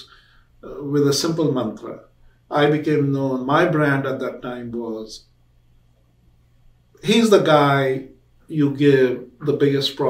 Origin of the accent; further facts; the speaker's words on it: India; moved away as an adult; now in United States; When I was growing up in India